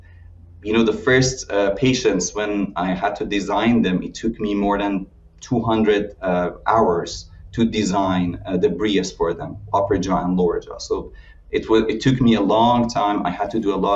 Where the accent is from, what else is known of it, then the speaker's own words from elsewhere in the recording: Iran; moved away as an adult; also born or lived in Illinois, United States; now in United States; I'm originally from Iran and I did my education in dentistry and orthodontics